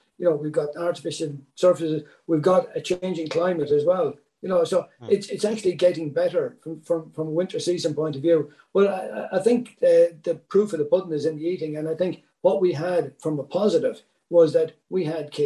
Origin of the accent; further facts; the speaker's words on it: Athlone, Westmeath, Ireland; now in Galway, Ireland; I'm from Athlone, I grew up in the Midlands